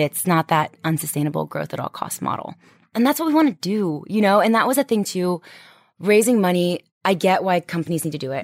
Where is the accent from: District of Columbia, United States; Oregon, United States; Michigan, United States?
District of Columbia, United States; Washington; moved away; I'm from D C